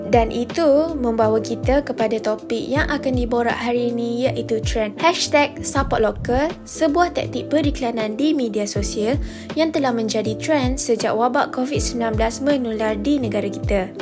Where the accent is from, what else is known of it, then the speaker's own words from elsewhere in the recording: Malaysia; kita sebagai rakyat Malaysia